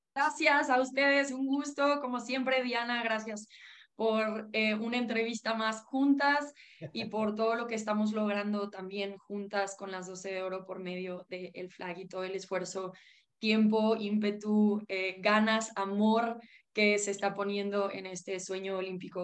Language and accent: Spanish; Mexico